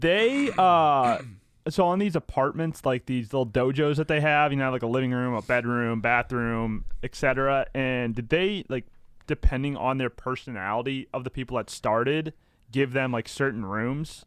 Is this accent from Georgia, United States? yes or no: no; St. Louis, Missouri, United States; I am twenty-five from Saint Louis, born at DePaul Hospital on April twenty-ninth, nineteen ninety-four